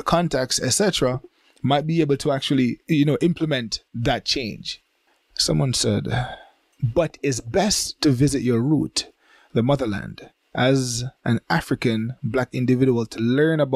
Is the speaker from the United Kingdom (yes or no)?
no; Jamaica; now in Japan; I was born in Jamaica